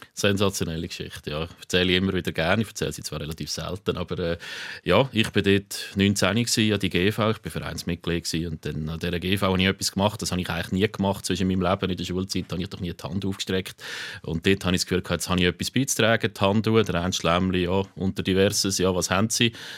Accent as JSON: {"language": "German", "town": "Aarau", "region": "Aargau", "country": "Switzerland", "said": "mein Vater ist dann von Chur hat dann eine Frau kennengelernt aus der Region Aarau, das ist meine Mutter und so bin ich dann in Aarau"}